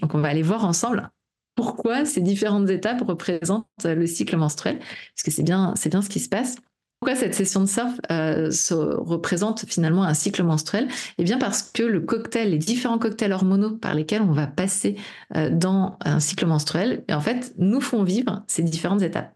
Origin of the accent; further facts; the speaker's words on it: Brittany, France; je suis bretonne